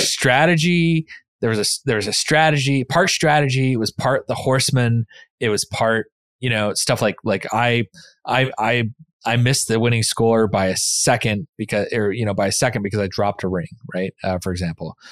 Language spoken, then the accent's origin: English; the West, United States; moved away; growing up in the West and in the mountains